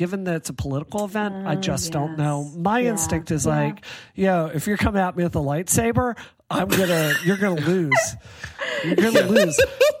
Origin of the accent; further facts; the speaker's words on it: Mississippi, United States; now in Massachusetts, United States; I grew up in Mississippi.